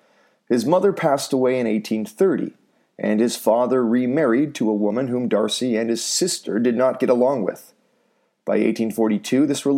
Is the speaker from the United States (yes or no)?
no; North Vancouver, British Columbia, Canada; You want a seaside apartment in my hometown in North Vancouver?